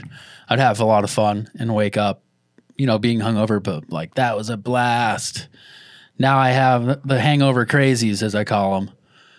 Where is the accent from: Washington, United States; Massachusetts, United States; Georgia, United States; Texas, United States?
Massachusetts, United States; Boston; I'm from the Boston area